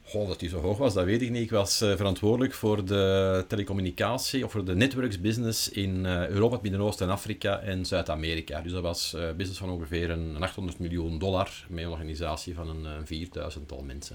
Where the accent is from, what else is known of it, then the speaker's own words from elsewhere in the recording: Leuven area, Flanders, Belgium; ik kom uit het Leuvense.